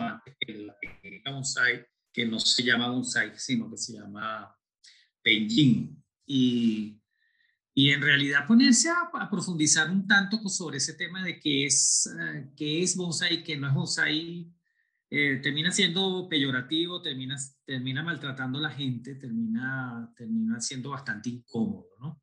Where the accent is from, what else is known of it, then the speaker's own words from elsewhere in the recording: Venezuela; yo soy latino nacido en Venezuela, pero de dos padres españoles